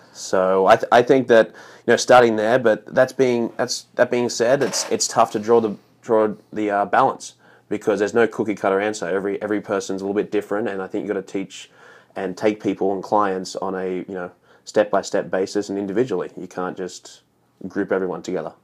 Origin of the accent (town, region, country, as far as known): Australia; born or raised there; moved away as an adult; now in United States